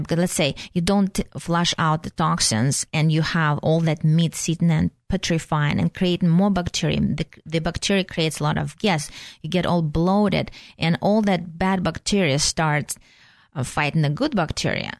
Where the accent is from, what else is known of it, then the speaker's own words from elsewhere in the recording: Russia; moved away; So I'm originally from Russia, so I call myself a flushing Russian.